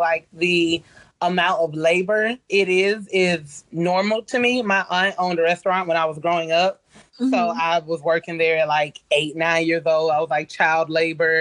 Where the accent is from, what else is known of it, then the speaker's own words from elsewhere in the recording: Tallahassee, Florida, United States; I'm from Tallahassee. Okay, cool. Tallahassee, Florida